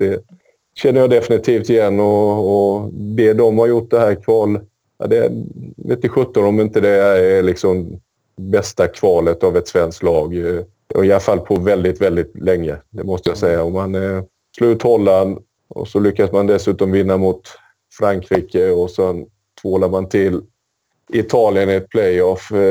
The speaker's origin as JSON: {"language": "Swedish", "country": "Sweden", "said": "som svensk så är det ju oerhört kul att vi, att vi lyckas ta oss till, till VM igen."}